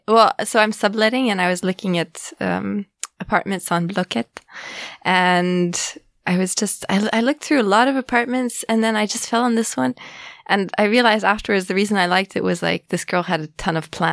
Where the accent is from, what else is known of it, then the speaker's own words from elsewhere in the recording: Geneva, Switzerland; English is a second language; also born or lived in Zurich; I grew up in Geneva and then I moved to Zurich. So that was basically abroad because it changes the language and kind of the culture.